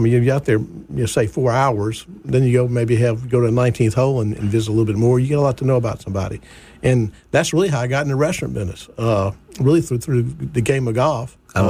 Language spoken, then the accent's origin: English; Baton Rouge, Louisiana, United States; now in Jackson, United States; My mom and dad moved to Baton Rouge from New Orleans probably about 1952, and I was born in 56, so I was born in Baton Rouge, but my older two siblings were born in New Orleans and later moved.